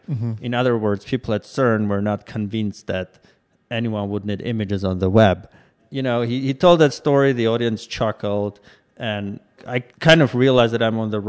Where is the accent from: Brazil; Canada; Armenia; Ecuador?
Armenia; moved away as an adult; now in United States; Well, I was born and raised mostly in Armenia, started my career in science, moved to Silicon Valley about 10 years ago